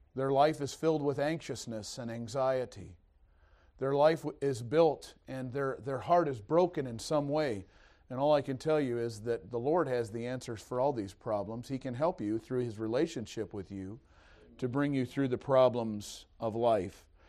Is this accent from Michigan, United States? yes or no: yes; East Detroit, Michigan, United States; moved away; also born or lived in Missouri; I was born and raised in East Detroit, Michigan